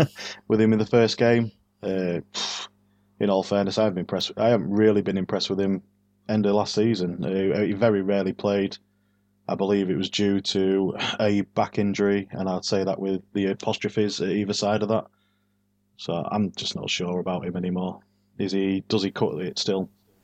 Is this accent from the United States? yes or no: no; Yorkshire and the Humber, United Kingdom; So I'm not we're from Yorkshire.